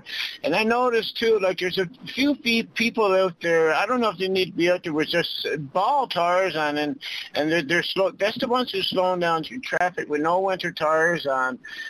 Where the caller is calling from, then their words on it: Newfoundland and Labrador, Canada; Hi, Claudette. I'm calling from the East End, too.